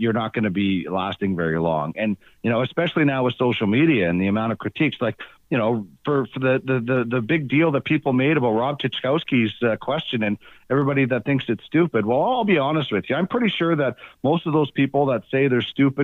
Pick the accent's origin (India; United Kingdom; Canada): Canada; Brandon, Manitoba; moved away; I grew up in Brandon